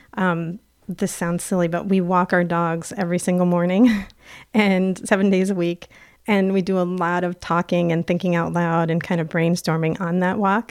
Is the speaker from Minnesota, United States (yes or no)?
no; Plattsburgh, New York, United States; also born or lived in Cuernavaca, Mexico; I'm from Plattsburgh